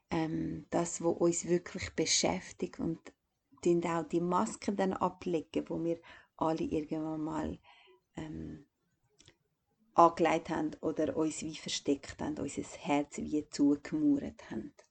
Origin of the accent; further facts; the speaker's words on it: Kosovo; now in Switzerland; ich bin eigentlich von Kosovo in die Schweiz gekommen und das war wie so abrupt.